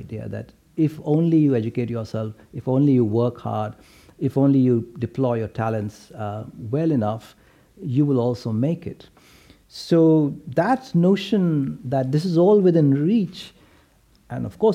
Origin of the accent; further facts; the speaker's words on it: India; when I was growing up in India in the 70s and 80s